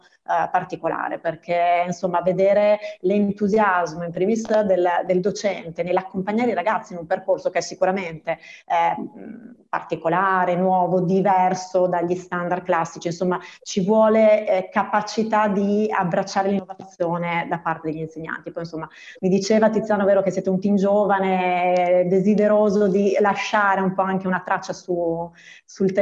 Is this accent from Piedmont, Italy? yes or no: no; province of Treviso, Veneto, Italy; moved away; Io vengo dal Veneto, dalla provincia di Treviso e quando ho iniziato la scuola superiore nel 94